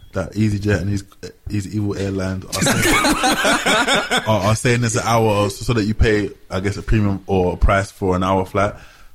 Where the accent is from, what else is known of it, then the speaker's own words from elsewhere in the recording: London, United Kingdom; moved away as an adult; now in Amsterdam, Netherlands; Being from London